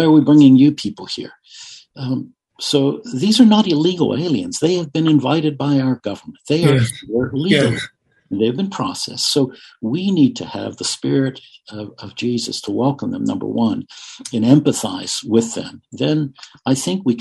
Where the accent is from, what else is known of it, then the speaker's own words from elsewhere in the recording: United States; as an American, yes, we're proud of our country, we love our country